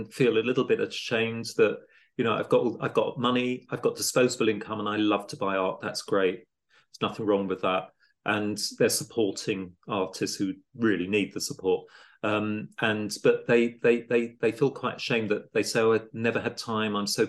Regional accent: Italy; moved away as an adult; now in London, United Kingdom; I came to London from Italy as a student in the late 80s, early 90s, and I'm lucky to come from a wealthy background

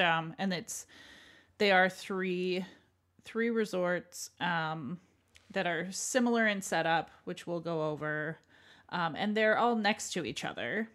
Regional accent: Canada; as a Canadian

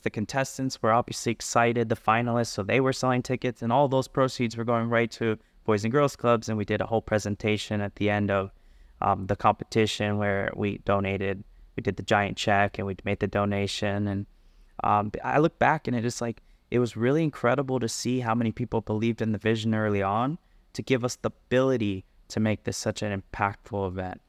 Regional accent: South Florida, United States; moved away as an adult; also born or lived in Berkeley, California; now in Las Vegas, United States; I grew up in South Florida

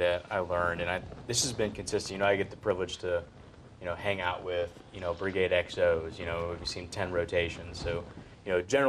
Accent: Gwinnett County, Georgia, United States; moved away as an adult; now in Fort Johnson, United States; I come from Gwinnett County, Georgia.

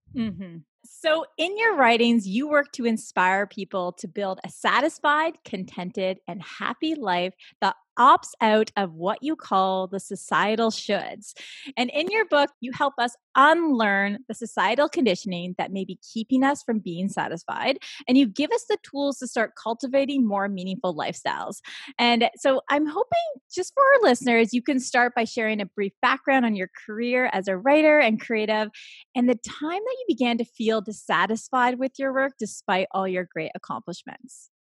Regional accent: Toronto, Ontario, Canada; also born or lived in California; I'm from Toronto

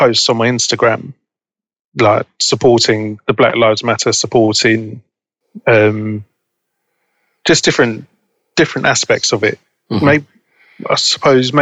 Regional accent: London, United Kingdom; Growing up in Balham, the majority of my friends were black or Asian

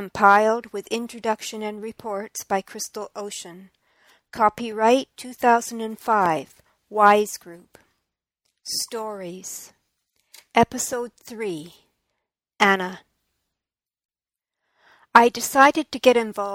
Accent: St. Lucia; also born or lived in Toronto, Canada; now in British Columbia, Canada; I was born in St. Lucia, into the poverty created as a result of colonization. I lived in a segregated part of the island.

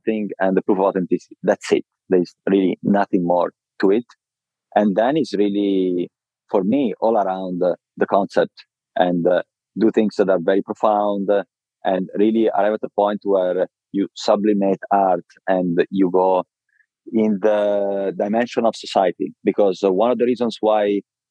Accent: Viareggio, Tuscany, Italy; moved away; also born or lived in London / Miami / Milan; I was raised in Italy in a very small city called Viareggio in Tuscany.

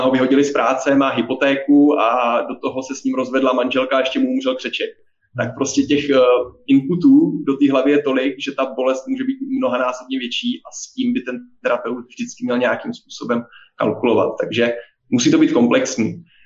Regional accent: Czechia; ze Slovenska nejsem, jsem z České republiky, jak asi poznají všichni posluchači podle uh, mého přízvuku

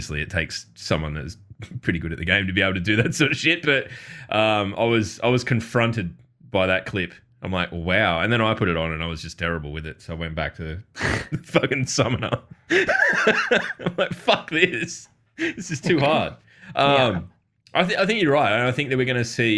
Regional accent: Australia; we're Australian

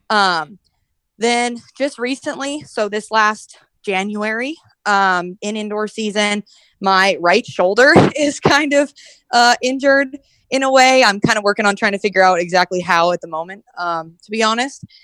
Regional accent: Red Bluff, California, United States; I'm from Red Bluff, California. So like right by Redding

